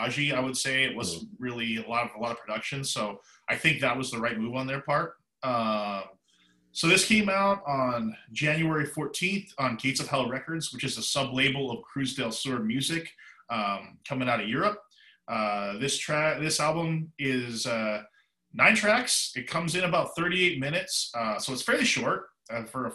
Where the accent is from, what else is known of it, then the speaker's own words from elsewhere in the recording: Vancouver, British Columbia, Canada; moved away; a place that I pretty much consider my hometown, Vancouver, British Columbia, Canada. I spent most of my life there